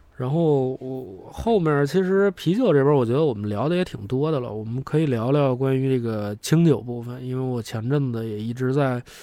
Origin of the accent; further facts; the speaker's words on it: China; 我们中国人